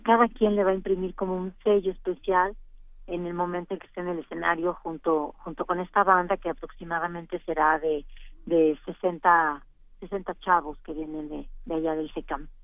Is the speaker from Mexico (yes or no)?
yes; Oaxaca, Mexico